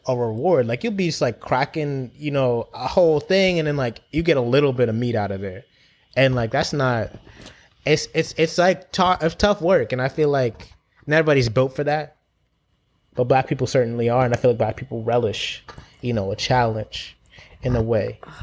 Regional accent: London, United Kingdom; also born or lived in Jamaica (family); I've grown up in Brixton

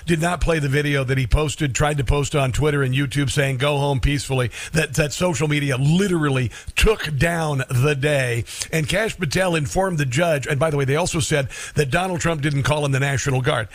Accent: Florida, United States; I'm from Florida.

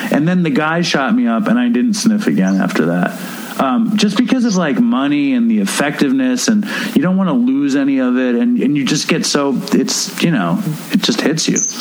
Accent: New York City, New York, United States; moved away as an adult; also born or lived in Los Angeles; I grew up in Manhattan

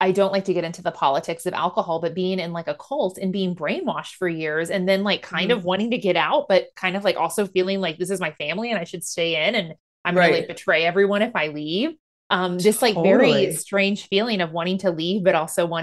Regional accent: Midwest, United States; moved away; coming from middle of nowhere, Midwestern podunk country town

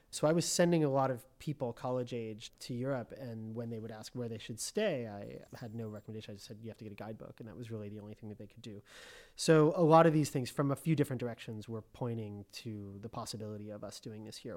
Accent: Colorado, United States; moved away as an adult; also born or lived in Connecticut / Washington, D.C. / Los Angeles; now in Rome, Italy; I was born in Connecticut, and I grew up mostly in Colorado

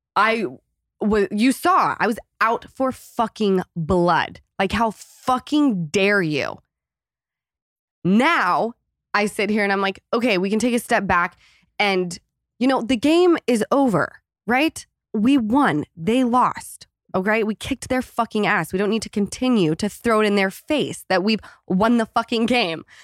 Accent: Utah, United States; moved away; coming from Utah

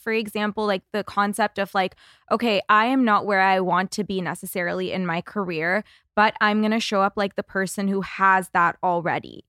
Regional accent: Toronto, Ontario, Canada; now in Los Angeles, United States; I'm from Toronto originally, and coming to L

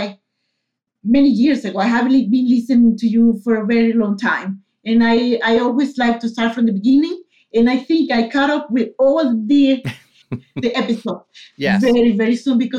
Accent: Coro, Falcón, Venezuela; English is a second language; moved away as an adult; also born or lived in Valencia, Venezuela; now in Sweden; I'm from Venezuela. I'm from a city called Coro. It's in the coast of Venezuela, close to the Caribbean.

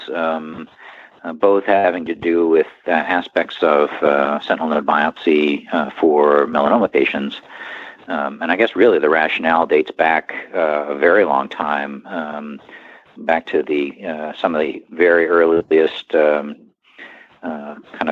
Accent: Pennsylvania, United States; moved away; I'm from Pennsylvania originally.

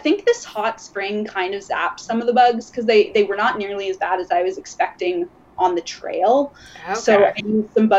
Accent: Lindsay, Ontario, Canada; I grew up in Ontario. I grew up in Lindsay, actually.

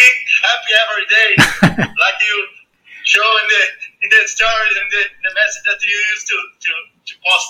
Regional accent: Brazil; From Brazil.

